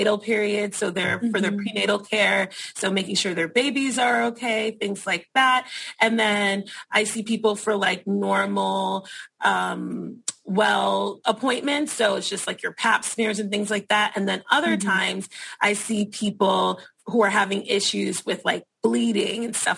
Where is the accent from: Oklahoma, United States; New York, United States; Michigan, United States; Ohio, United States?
New York, United States; New York City; I work in the Bronx. I'm from the Bronx, so it's really nice to be back in my community